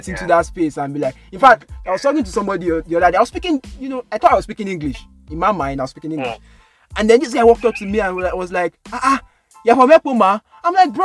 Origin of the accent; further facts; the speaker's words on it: Jos, Plateau, Nigeria; I was born in Jos too.